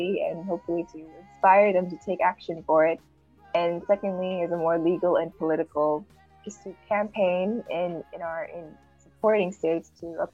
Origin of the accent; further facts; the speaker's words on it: Marshall Islands; now in Vanuatu; I'm from the Marshall Islands, and I'm a third-year law student at the UST, and I'm based in Vanuatu